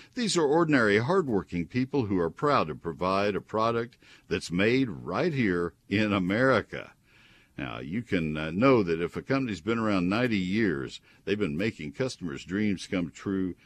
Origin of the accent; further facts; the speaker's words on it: College Station, Texas, United States; also born or lived in Bryan, Texas; I grew up in Bryan, uh, well, in College Station, so I'm familiar with Brazos County soils